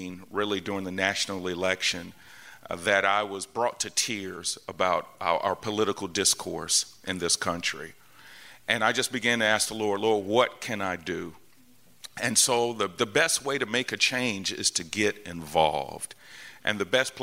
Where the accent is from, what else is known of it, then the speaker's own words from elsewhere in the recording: Atlanta, Georgia, United States; also born or lived in Tennessee; born and raised here in Atlanta.